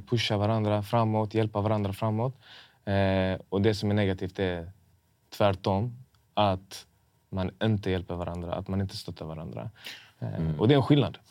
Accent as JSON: {"language": "Swedish", "town": "Malmö", "region": "Skåne", "country": "Sweden", "tie": "born or raised there", "accent": "importig dialekt", "said": "Min dialekt var annorlunda. Jag hade lite så här importig dialekt. Även, om jag, även om jag är född här"}